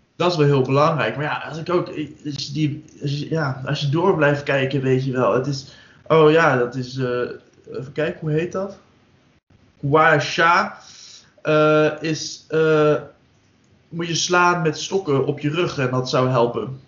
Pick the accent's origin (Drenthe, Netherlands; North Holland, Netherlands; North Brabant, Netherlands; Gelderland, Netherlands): Drenthe, Netherlands; ik kom uit Drenthe